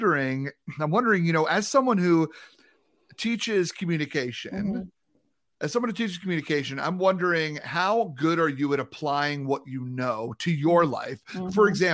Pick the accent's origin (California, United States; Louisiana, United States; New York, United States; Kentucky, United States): New York, United States; You know, when I'm from New York, you know what I'm saying?